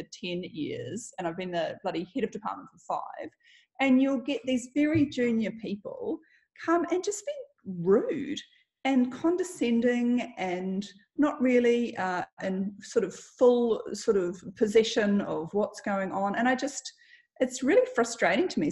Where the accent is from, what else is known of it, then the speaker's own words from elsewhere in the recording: Auckland, New Zealand; moved away as an adult; also born or lived in Melbourne / London; I was born in Auckland